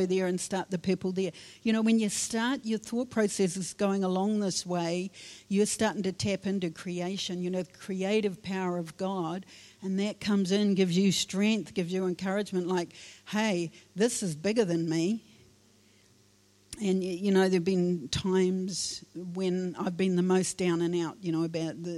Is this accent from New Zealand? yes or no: yes; Wairarapa, Wellington, New Zealand; I was born in the Wairarapa